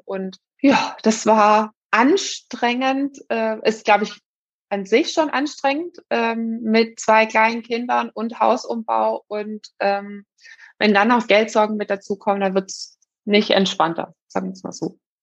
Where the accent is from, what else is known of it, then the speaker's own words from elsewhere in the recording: Swabia, Germany; ich bin Schwäbin